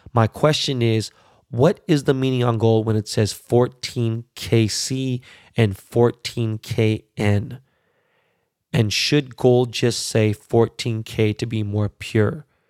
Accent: Los Angeles, California, United States; born or raised there

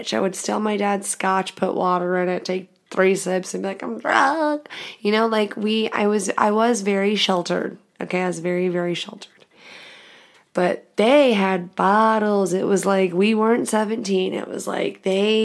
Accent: The Woodlands, Texas, United States; I'm from Texas

